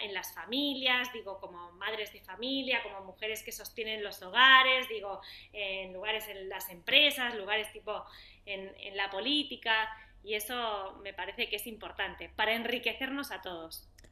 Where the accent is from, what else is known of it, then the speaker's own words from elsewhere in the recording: Spain; moved away as an adult; now in Argentina; yo soy española, hace como te decía, 15 años que vivo aquí